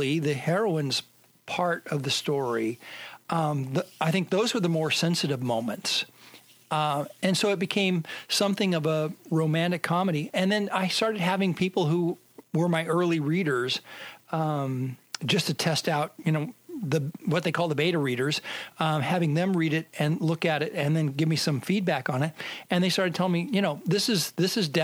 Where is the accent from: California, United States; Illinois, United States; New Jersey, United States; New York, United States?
California, United States; San Jose; San Jose is where I grew up